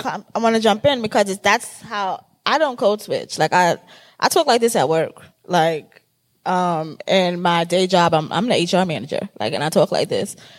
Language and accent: English; New York City, New York, United States; accent: Bronx; I'm from the Bronx. Um, and I talk like I'm from the Bronx all day, every day